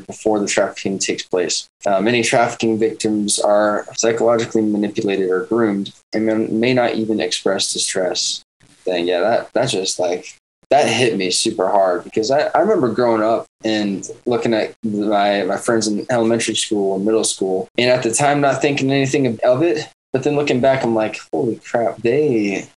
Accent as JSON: {"language": "English", "town": "Savannah", "region": "Georgia", "country": "United States", "tie": "born or raised there", "moved": "yes", "lives_now": "Orlando, United States", "said": "back in my hometown in Savannah, Georgia"}